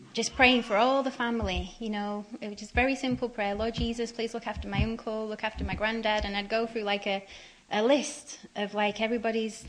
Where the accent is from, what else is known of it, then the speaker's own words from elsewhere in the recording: Radcliffe, North West England, United Kingdom; moved away; also born or lived in Manchester; I come from England, and I was brought up in the northwest of England in a little town called Radcliffe.